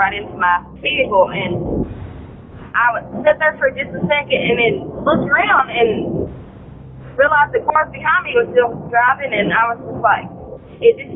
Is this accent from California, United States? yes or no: no; Kentucky, United States; I'm from Kentucky